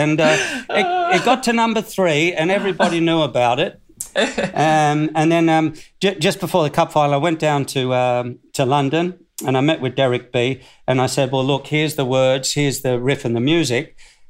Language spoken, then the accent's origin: English; Australia; also born or lived in South Africa / Cardiff; So even though I was born in South Africa of Australian parents, I'm Australian. So I was only there for 6 years.